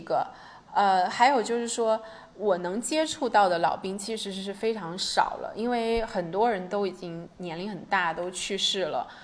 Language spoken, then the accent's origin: Chinese; China; 我是从大陆来的